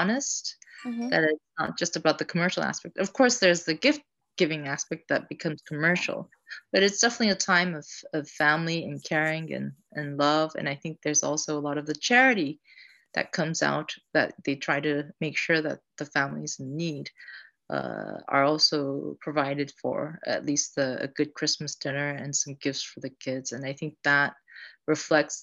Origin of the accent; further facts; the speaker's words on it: Tokyo, Japan; I grew up in Tokyo